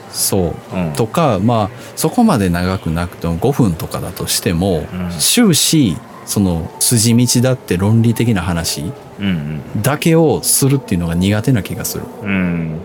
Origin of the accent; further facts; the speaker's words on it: Osaka / Kansai, Japan; その大阪、関西から出たことが俺ほとんどないから